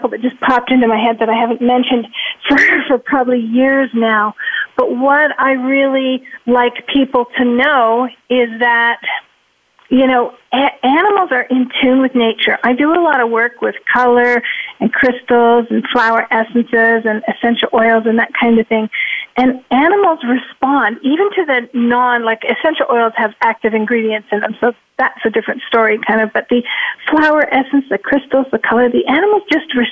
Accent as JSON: {"language": "English", "town": "Toronto", "region": "Ontario", "country": "Canada", "moved": "yes", "lives_now": "Arizona, United States", "said": "I'm from Toronto, but I now live in Arizona"}